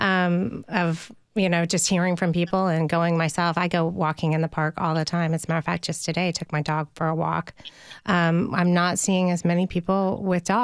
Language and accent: English; Nashville, Tennessee, United States; I grew up in Nashville